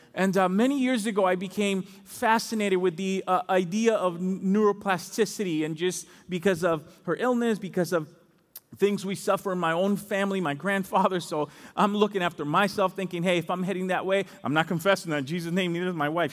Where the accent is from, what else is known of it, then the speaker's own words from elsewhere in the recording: Dominican Republic; moved away; I'm from the Dominican Republic